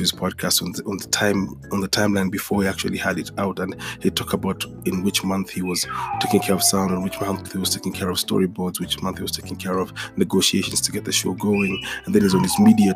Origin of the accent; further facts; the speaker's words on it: Kenya; the same Saturday morning cartoons I'd watch in Kenya were the same Saturday morning cartoons I'd watch in the States